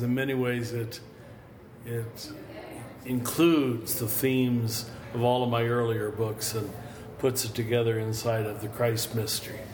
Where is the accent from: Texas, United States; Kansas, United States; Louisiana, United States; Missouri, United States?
Kansas, United States; I was raised in Kansas Roman Catholic German farmer family.